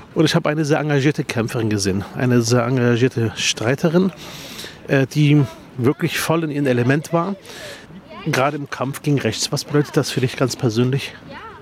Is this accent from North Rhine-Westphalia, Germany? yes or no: no; Berlin, Germany; bei mir in meinem Heimatbezirk Spandau